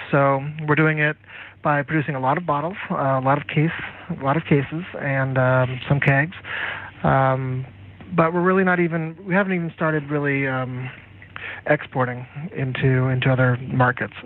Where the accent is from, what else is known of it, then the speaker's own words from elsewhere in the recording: United States; moved away as an adult; also born or lived in California; now in Hong Kong; I come from the United States